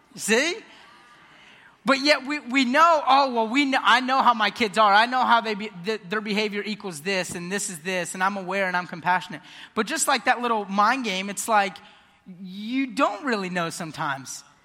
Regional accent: Ocala, Florida, United States; I was born and raised here in Ocala.

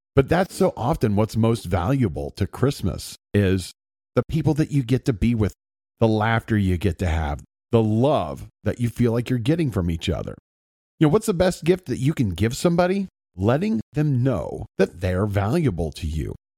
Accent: Circleville, Ohio, United States; I grew up in Circleville, Ohio

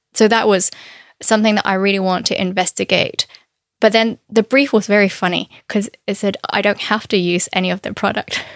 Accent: Canton area, Guangdong, China; moved away; I'm from Canton area. Uh, so the cuisine is very different compared to northern Chinese food

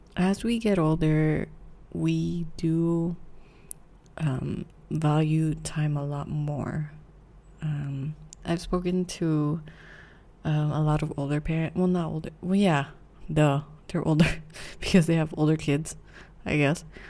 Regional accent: Philippines; I'm Filipino

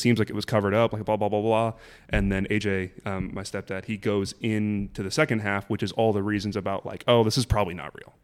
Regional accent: Burbank, California, United States; also born or lived in Kansas; I'm from Burbank, so that's where I grew up

